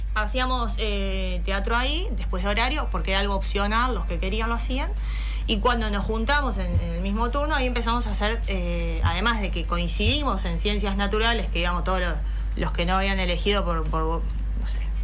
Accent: San Fernando, Buenos Aires Province, Argentina; moved away as an adult; now in Carmelo, Uruguay; yo soy de San Fernando

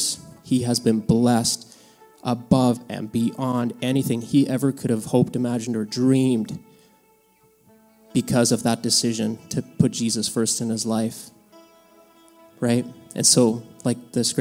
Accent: Mexico; moved away; I was born in Mexico, and my dad farmed there for many, many years

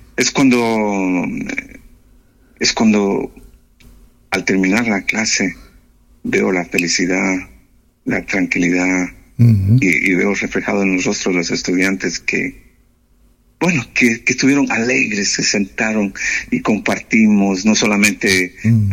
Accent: the Andes, southern Ecuador, Ecuador; moved away as an adult; also born or lived in Loja, Ecuador / Oslo, Norway; now in Nannestad, Norway; soy de los Andes, del sur de Ecuador

